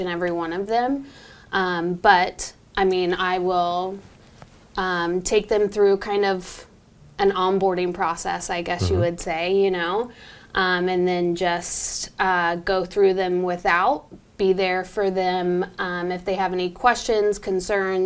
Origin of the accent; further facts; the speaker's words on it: Homer, Illinois, United States; I'm from Homer, which is like 30 minutes east of here.